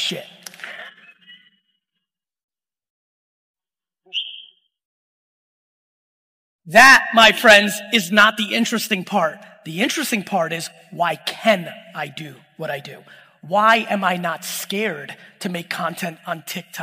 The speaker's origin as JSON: {"language": "English", "town": "Edison", "region": "New Jersey", "country": "United States", "tie": "born or raised there", "also_born_or_lived": "Soviet Union", "said": "me being born in the Soviet Union, me growing up in Edison"}